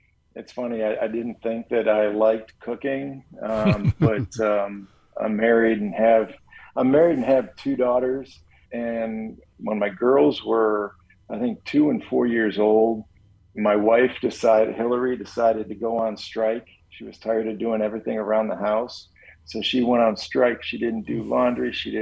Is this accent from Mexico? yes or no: no; Chicago, Illinois, United States; growing up a Chicago kid